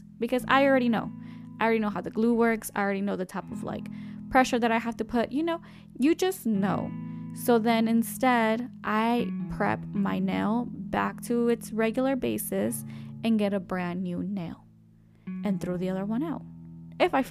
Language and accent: English; Mexico; accent: Mexican; My Mexican accent